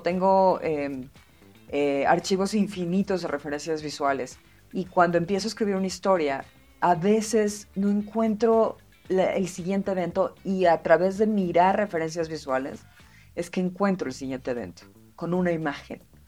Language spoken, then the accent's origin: Spanish; Mexico City, Mexico; yo crecí en Tlatelolco